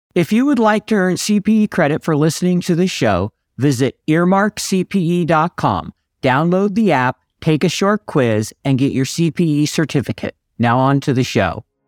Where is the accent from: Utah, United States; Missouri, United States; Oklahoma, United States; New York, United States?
Utah, United States; Salt Lake City; my hometown